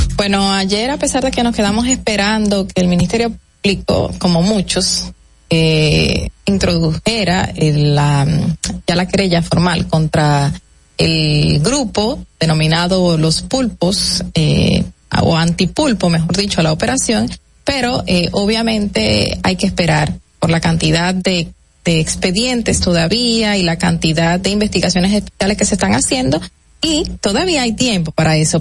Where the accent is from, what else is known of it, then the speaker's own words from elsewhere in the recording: Dominican Republic; uno como dominicano